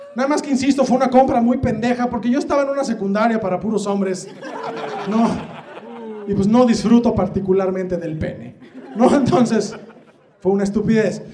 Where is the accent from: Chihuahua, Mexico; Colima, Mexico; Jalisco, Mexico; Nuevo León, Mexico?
Jalisco, Mexico; Guadalajara; soy de Guadalajara, Jalisco